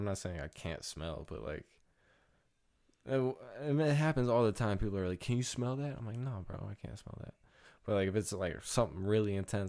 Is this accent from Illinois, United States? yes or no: no; Novi, Michigan, United States; But I'm from Novi. Mm-hmm. N-O-V-I.